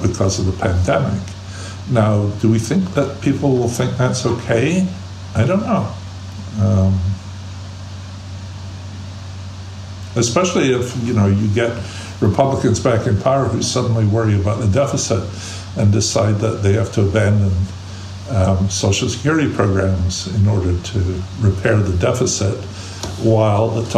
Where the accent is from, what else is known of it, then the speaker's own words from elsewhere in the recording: Scotland, United Kingdom; now in United States; I grew up in Scotland